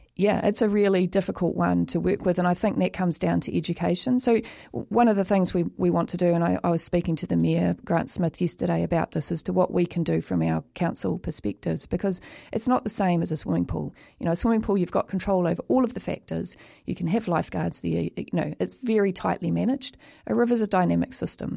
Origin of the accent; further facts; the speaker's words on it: New Zealand; as a child growing up in New Zealand, we all had to learn to swim.